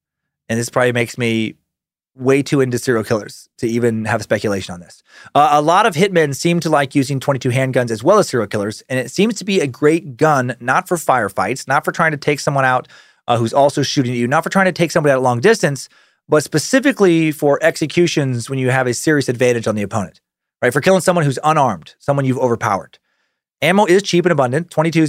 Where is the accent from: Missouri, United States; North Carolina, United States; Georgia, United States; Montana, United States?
Montana, United States; I grew up in Montana. Worked at a Chinese restaurant during high school.